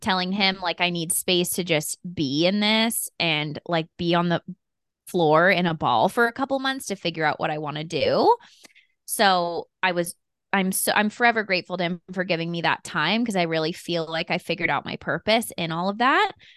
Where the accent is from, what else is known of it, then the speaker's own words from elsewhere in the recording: Colorado, United States; moved away; also born or lived in San Diego; I grew up in Colorado